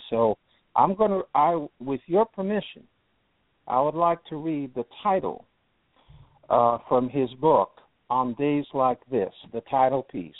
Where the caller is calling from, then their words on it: Pelham, Alabama, United States; In Alabama. I'm still in the same place. I'm still about 10 miles outside of Birmingham in Pelham, Alabama.